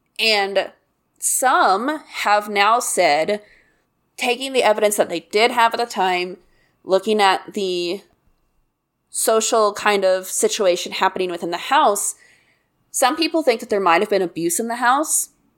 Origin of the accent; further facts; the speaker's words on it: the Bible Belt, United States; I grew up in the Bible Belt where people are truly fucked up.